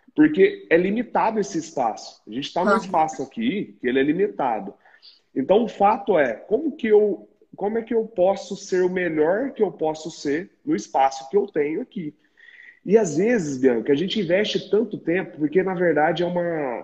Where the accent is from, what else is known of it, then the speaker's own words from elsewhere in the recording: Minas Gerais, Brazil; nós que somos mineiros